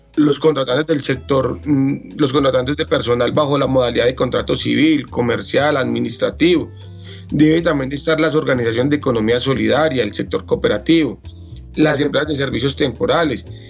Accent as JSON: {"language": "Spanish", "town": "Calarcá", "region": "Quindío", "country": "Colombia", "tie": "born or raised there", "also_born_or_lived": "Armenia, Colombia", "said": "yo soy del departamento del Quindío, oriundo nacido en la municipalidad de Calarcá"}